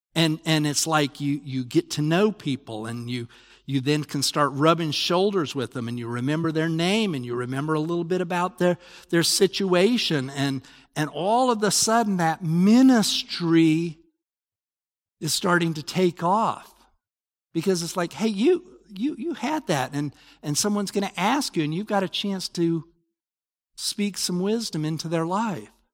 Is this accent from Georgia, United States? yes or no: no; Salt Lake City, Utah, United States; I grew up in Salt Lake.